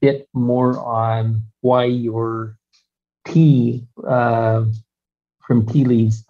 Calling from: India; Yeah, not easy from here in India since it started at 2:30 in the morning.

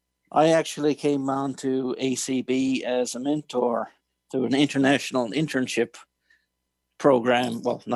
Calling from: Newfoundland and Labrador, Canada; And I came down from Canada, and that's where I'm calling from now, Newfoundland, Canada.

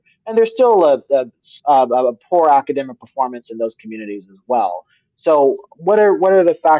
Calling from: California, United States; I'm coming from the Bay Area

